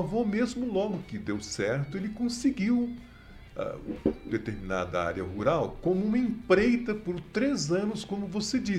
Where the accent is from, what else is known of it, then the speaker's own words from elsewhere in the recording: Brazil; como ser humano, como brasileiro preocupado.